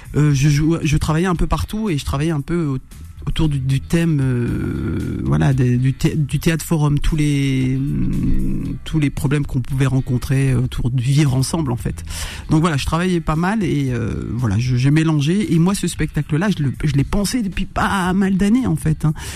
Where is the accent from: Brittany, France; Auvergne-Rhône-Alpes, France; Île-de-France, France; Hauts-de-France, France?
Hauts-de-France, France; Roubaix; j'ai grandi, je suis né euh, à Roubaix